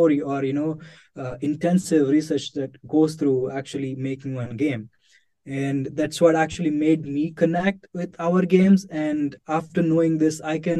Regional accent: India; moved away as an adult; now in Czech Republic; I'm from India.

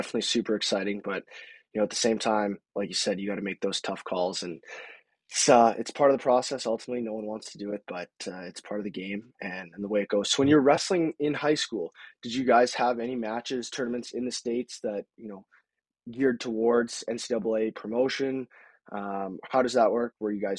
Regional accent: Medicine Hat, Alberta, Canada; moved away as an adult; I'm actually from Canada as well

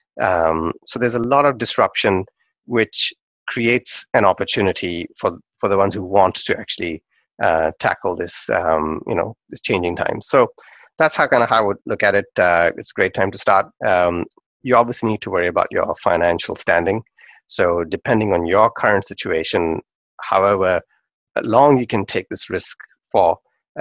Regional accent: Pakistan; when I was growing up in Pakistan

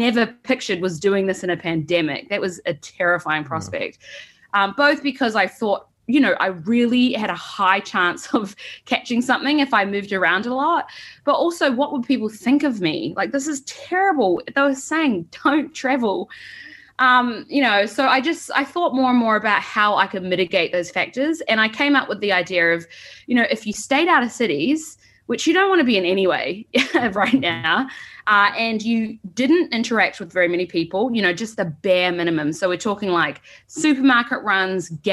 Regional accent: New Zealand; accent: Kiwi; moved away as an adult; also born or lived in San Francisco; now in United States; I immigrated to America from New Zealand 3 years ago for work

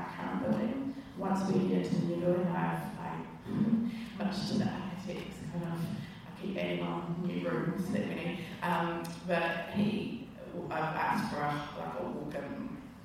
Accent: Tauranga, Bay of Plenty, New Zealand; also born or lived in Wellington, New Zealand / London, United Kingdom; I grew up in Tauranga, moved here when I was 3, so I went to St Mary's and then went to Tauranga Girls College

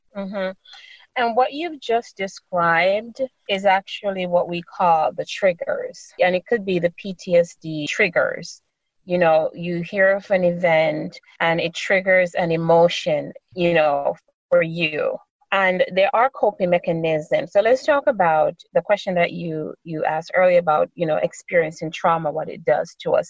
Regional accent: Jamaica; moved away as an adult; also born or lived in New York City, United States / New Jersey, United States; now in California, United States; I was born on the beautiful island of Jamaica, the West Indies. And so, I definitely, you can hear my accent, I have been fortunate enough to be able to retain my beautiful accent

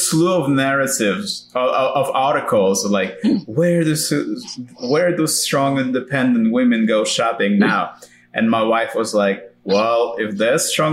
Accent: New York, United States; my hometown

